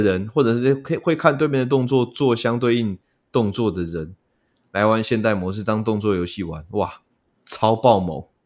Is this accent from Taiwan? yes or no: yes; Taiwan; 我们台湾这边